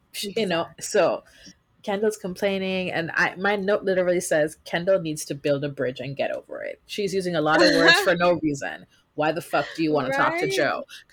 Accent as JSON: {"language": "English", "country": "Jamaica", "tie": "born or raised there", "said": "I am from Jamaica."}